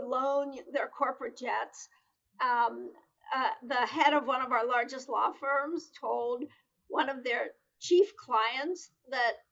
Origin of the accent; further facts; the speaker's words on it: Pittsburgh, Pennsylvania, United States; moved away; also born or lived in Boston; I came back to an intensely corporate culture here in my hometown